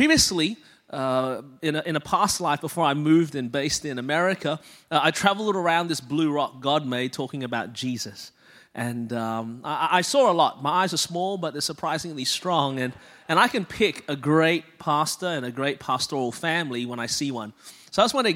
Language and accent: English; Melbourne, Victoria, Australia; moved away as an adult; now in Anderson, United States; I was born and raised in Melbourne, Australia. That's the reason my voice is this way